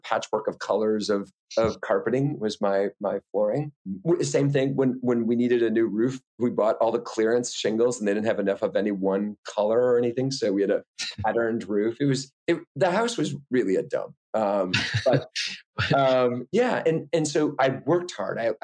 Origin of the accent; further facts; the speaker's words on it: rural Wisconsin, United States; I'm originally from Wisconsin